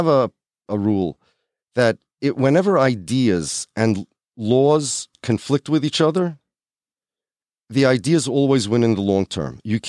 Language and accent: English; United States; But I'm American. And as far as I'm concerned, I've said this a long time, as far as being a Jew is concerned